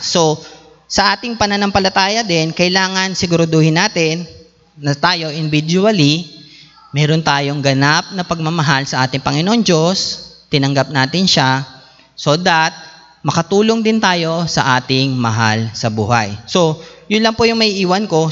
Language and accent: Tagalog; Philippines; tayo bilang Pilipino